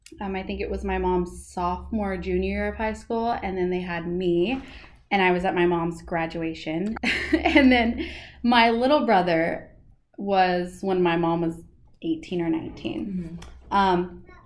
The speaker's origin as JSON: {"language": "English", "town": "Temecula", "region": "California", "country": "United States", "tie": "born or raised there", "also_born_or_lived": "Riverside / Murrieta", "said": "I was born in Riverside, California, mm-hmm. and raised in mostly Marietta and Temecula, California."}